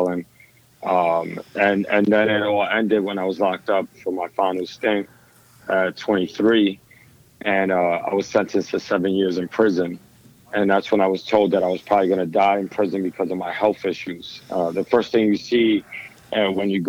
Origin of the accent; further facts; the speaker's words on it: New York City, New York, United States; I was born and raised in the Lower East Side of Manhattan back in the 80s and 90s